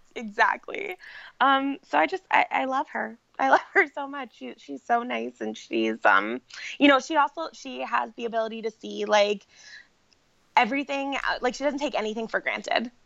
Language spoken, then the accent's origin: English; Orlando, Florida, United States; also born or lived in New York; when I was four, we moved from New York to Orlando